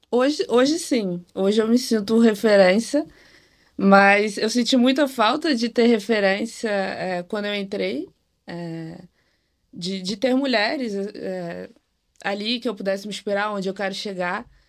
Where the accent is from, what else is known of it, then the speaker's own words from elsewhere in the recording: Rio de Janeiro, Brazil; tenho 25 anos, sou aqui do Rio de Janeiro